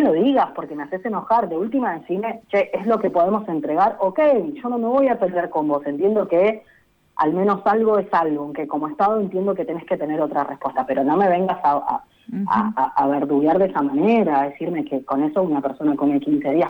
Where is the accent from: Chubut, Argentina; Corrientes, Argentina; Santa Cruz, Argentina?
Santa Cruz, Argentina; now in Buenos Aires, Argentina; yo soy de Santa Cruz, en mi pueblo pasan días enteros que no tenés internet